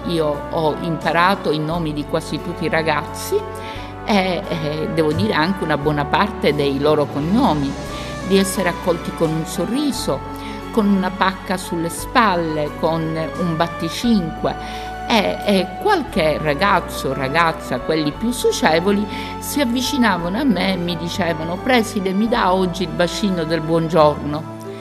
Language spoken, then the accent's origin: Italian; Palermo, Sicily, Italy; vengo dalla Sicilia, da Palermo